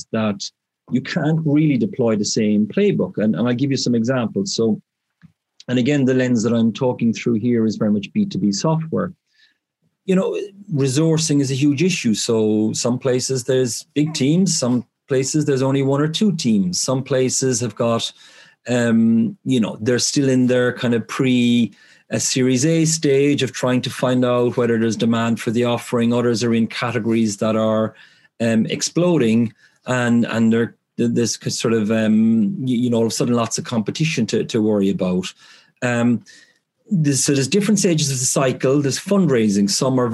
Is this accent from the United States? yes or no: no; Ireland; moved away as an adult; now in United Kingdom; I'm from Ireland originally, as you look picked up in the accent. But I moved to the UK sort of straight out of university